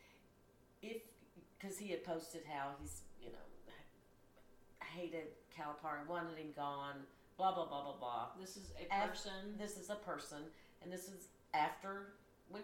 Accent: Kentucky, United States; I was born and raised in Kentucky

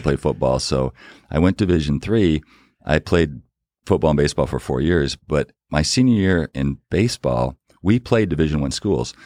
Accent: Battle Creek, Michigan, United States; we grew up in Battle Creek, Michigan, very small town

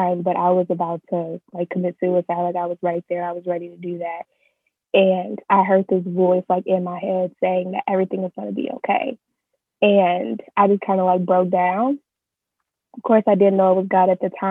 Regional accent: Chicago, Illinois, United States; I am born and raised in Chicago, currently living in Chicago

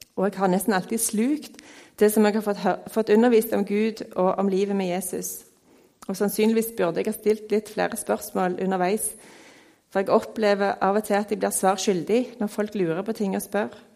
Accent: Stavanger, Rogaland, Norway; Jeg er oppvokst på Tasta her i Stavanger

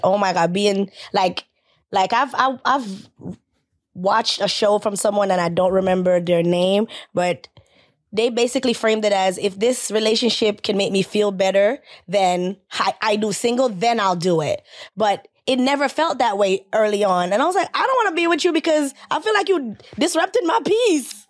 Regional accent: Jamaica; I'm Caribbean, I'm Jamaican, so mm-hmm. we lived in you know big you know big family settings

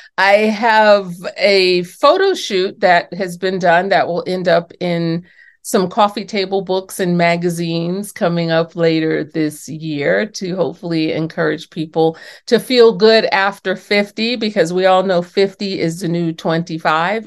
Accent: New York City, New York, United States; I was born and raised in New York City in the Bronx, actually, and my parents from the South

